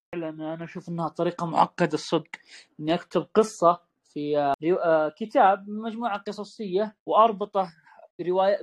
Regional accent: Saudi Arabia; يوما مهما في حياتنا كسعوديين

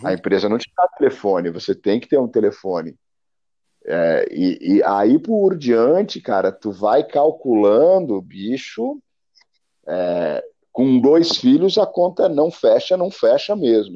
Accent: the South, Vale do Itajaí, Santa Catarina, Brazil; also born or lived in Germany; eu moro numa bolha aqui, cara, que é o sul

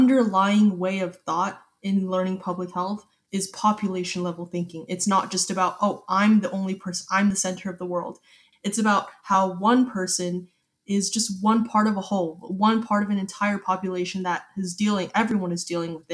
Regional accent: Katy, Texas, United States; I'm currently a 17-year-old and I'm from Katy, Texas

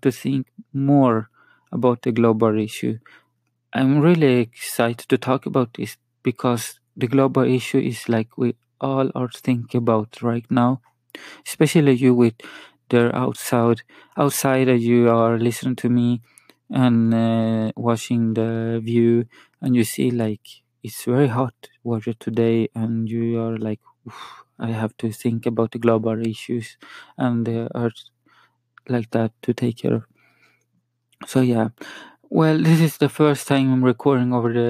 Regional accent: Sweden; first language Spanish; English is a second language; also born or lived in Chile; I'm from Sweden. And my actual language is Spanish. I talk Spanish at home. I'm from Chile, so just you know that I speak a lot of more Swedish

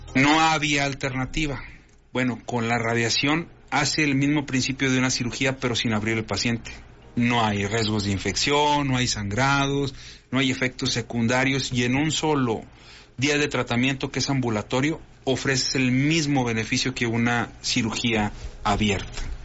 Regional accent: Comarca Lagunera, Mexico; orgullosamente lagunero

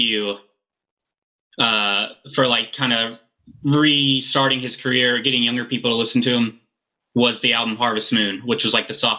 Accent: the South, United States; I grew up in the South too.

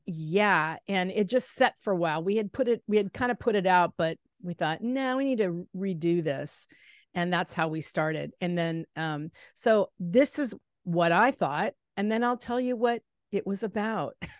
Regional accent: Salem, Oregon, United States; I kind of grew up in a smaller town in Salem, Oregon

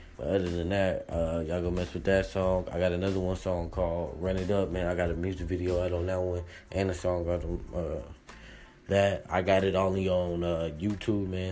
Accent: Las Vegas, Nevada, United States; I'm from Las Vegas

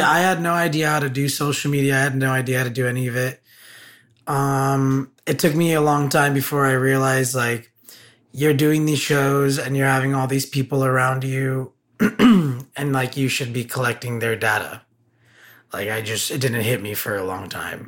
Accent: Burbank, California, United States; I grew up in in the San Fernando Valley.

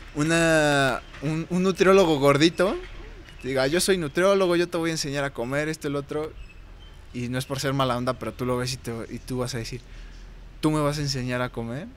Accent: Mexico; como buen mexicano

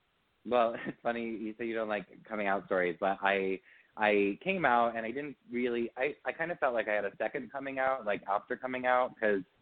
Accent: Pequannock, New Jersey, United States; I'm from a small town called Pequannock, New Jersey.

